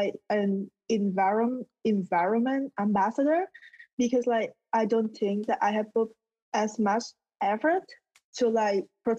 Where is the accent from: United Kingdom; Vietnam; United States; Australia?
Vietnam; moved away; I grew up in Vietnam, and you know, like it was like a third world country